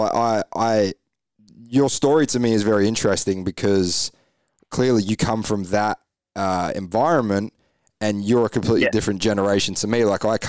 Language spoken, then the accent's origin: English; England, United Kingdom; Like, I'm from the UK. So I obviously raced growing up in England.